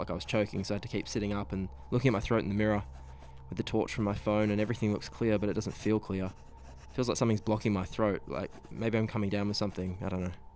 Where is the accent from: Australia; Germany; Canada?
Australia; Geraldton, Western Australia; Geralton's my hometown.